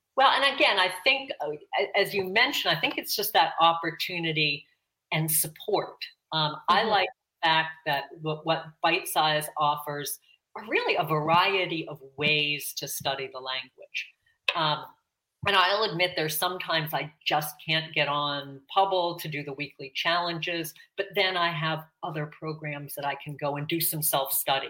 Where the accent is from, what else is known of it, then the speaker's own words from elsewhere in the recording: Pittsburgh, Pennsylvania, United States; now in South Florida, United States; I was born and raised in Pittsburgh, Pennsylvania